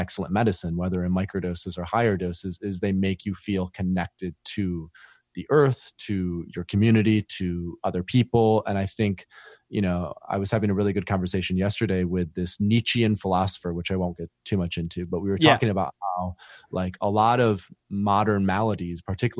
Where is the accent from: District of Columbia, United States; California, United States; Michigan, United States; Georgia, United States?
Michigan, United States; And basically, I'm originally from West Michigan.